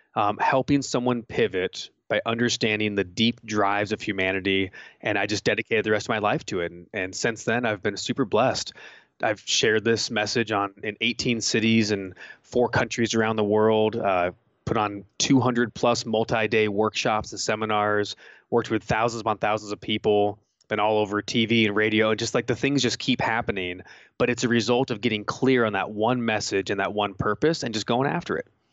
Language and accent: English; California, United States; growing up in California